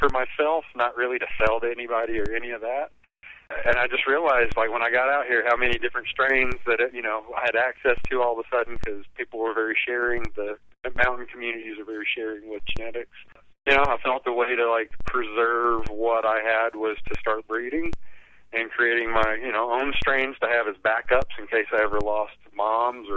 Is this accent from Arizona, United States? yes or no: no; Alabama, United States; moved away; also born or lived in East Hampton, New York / Denver, Colorado; I grew up in Alabama